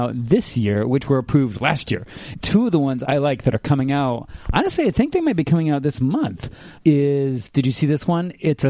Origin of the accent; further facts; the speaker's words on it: Japan; moved away; I grew up in Japan.